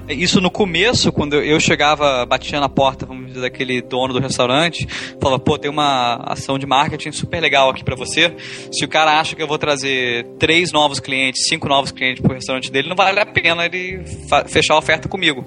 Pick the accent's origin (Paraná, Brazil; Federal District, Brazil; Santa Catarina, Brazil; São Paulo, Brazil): Federal District, Brazil; Brasília; moved away as an adult; sou de Brasília, só que em vez de ficar em Brasília pra minha graduação, acabei estudando fora